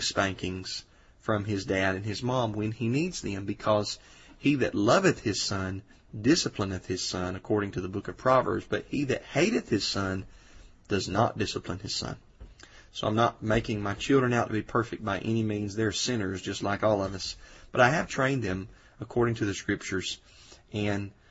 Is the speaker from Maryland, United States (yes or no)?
no; Georgia, United States; here in Georgia, my home state